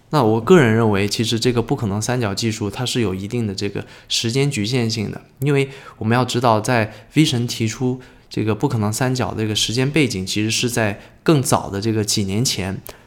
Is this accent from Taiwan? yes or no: no; China; 我们中国人很多人称之为叫柚子嘛